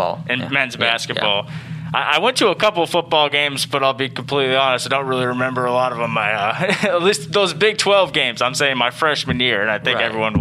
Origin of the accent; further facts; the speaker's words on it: Phoenix, Arizona, United States; moved away as an adult; now in Jefferson City, United States; we're mid Missourians now, and this is home. So I never would have thought. I grew up in Phoenix, Arizona.